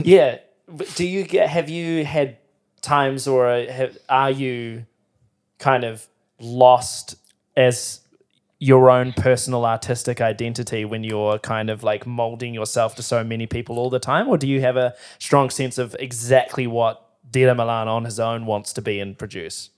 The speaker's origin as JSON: {"language": "English", "country": "New Zealand"}